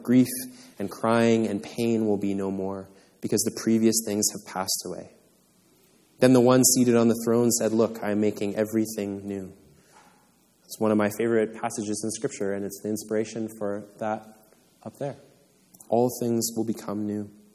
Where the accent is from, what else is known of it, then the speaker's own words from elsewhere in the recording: Canada; I was born in Canada